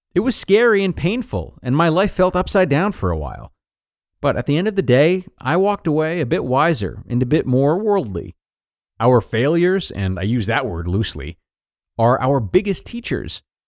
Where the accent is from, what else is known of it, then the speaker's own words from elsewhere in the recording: United States; moved away as an adult; now in Australia; I'm American, but I've been living in Australia since my early 20s